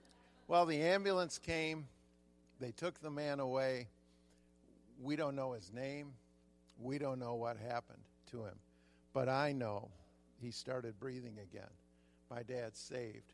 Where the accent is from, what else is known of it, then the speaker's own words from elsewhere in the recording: southern Ohio, United States; also born or lived in Michigan; now in California, United States; When I was a kid, I was born in Michigan. We moved to southern Ohio, and I was about 8 years old